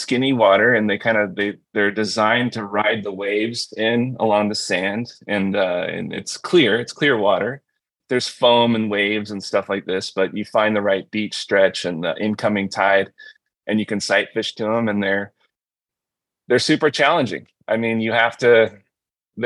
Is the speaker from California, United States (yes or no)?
yes; California, United States; now in Michigan, United States; I'm a transplant from California, born and raised, grew up in Cali